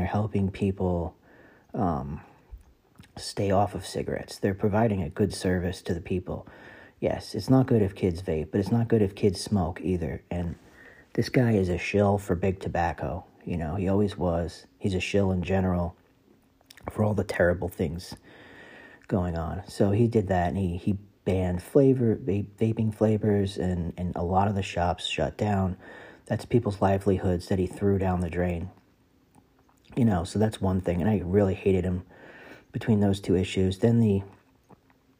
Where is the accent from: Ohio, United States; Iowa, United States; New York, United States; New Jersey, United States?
New Jersey, United States; I am from New Jersey